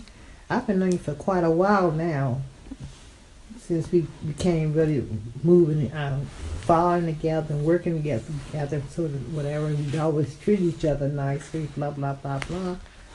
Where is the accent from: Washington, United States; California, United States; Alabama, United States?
Alabama, United States; I was born and raised in Alabama